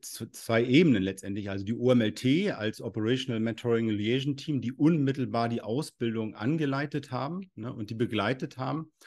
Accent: Rostock, Mecklenburg-Vorpommern, Germany; ich komme aus Rostock, Mecklenburg-Vorpommern hier

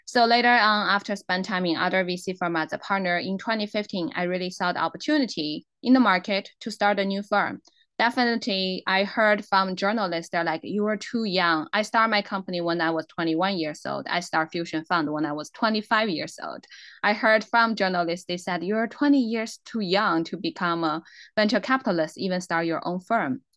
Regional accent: Inner Mongolia, China; English is a second language; moved away as an adult; now in United States; I was a born and raised in Inner Mongolian. So I'm a Mongolian

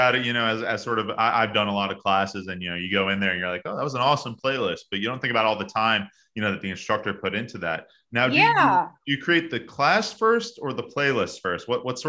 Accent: New York, United States; New York was my first. It's obviously my hometown, a very special one for me.

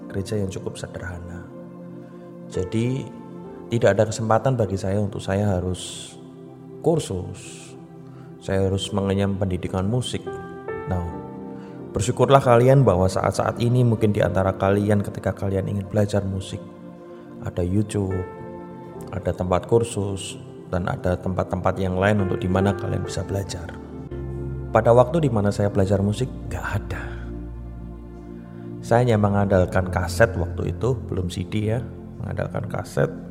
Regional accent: Surakarta, Central Java, Indonesia; Perkenalkan … saya dari Solo.

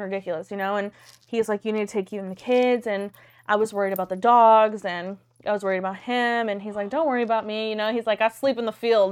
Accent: Gonzales, Texas, United States; moved away; I'm from small town Texas. I'm from Gonzales

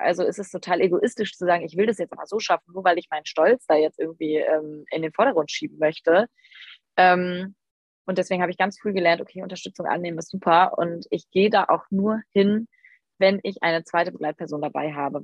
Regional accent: near Düsseldorf, North Rhine-Westphalia, Germany; ich komme aus der Nähe von Düsseldorf

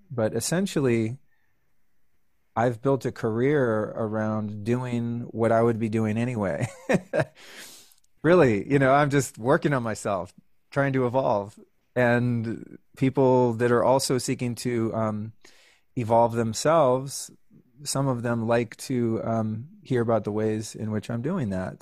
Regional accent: Northern California, United States; I grew up in Northern California

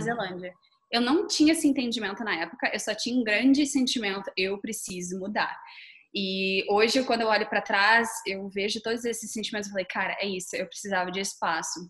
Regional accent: Brazil; moved away as an adult; also born or lived in New Zealand; sair do Brasil

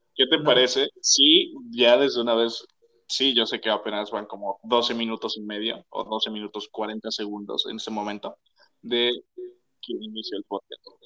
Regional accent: Mexico; nosotros somos mexicanos

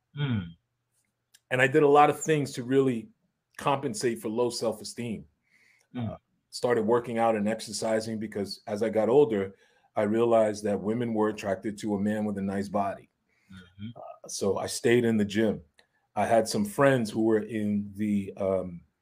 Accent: New York City, New York, United States; growing up in Harlem

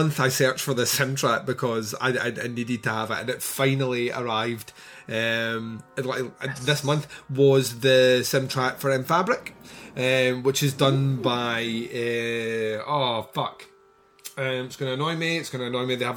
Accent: Scotland, United Kingdom; I'm Scottish, and we all live in the Highlands apparently

